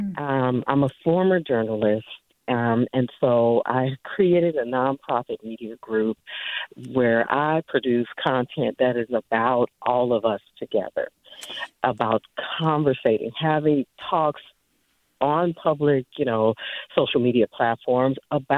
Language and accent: English; San Francisco, California, United States; also born or lived in Fairfield, California; as a Black woman born and raised in San Francisco.